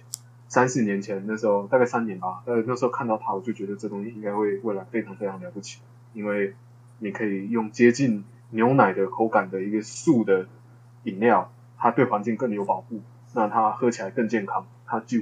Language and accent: Chinese; Hsinchu, Taiwan; 然后然后回我老家在新竹嘛，那就回回我老家